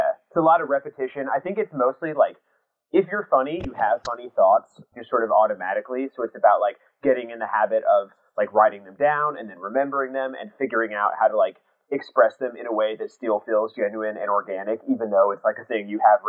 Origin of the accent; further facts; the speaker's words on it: Lincoln, Nebraska, United States; moved away as an adult; now in New York, United States; I grew up in Nebraska